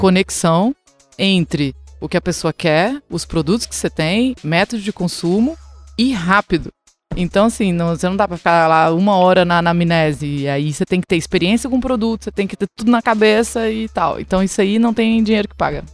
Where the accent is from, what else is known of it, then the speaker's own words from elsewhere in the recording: Chapada dos Veadeiros, Goiás, Brazil; moved away as an adult; also born or lived in Brasília / Goiânia / Salvador, Brazil; now in Vancouver, Canada; sou da Chapada dos Veadeiros, em Goiás